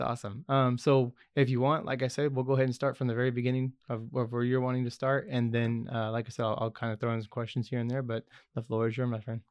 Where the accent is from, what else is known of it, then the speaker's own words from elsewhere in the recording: Goddard, United States; I grew up in Goddard, which is a little far away, uh, little ways from here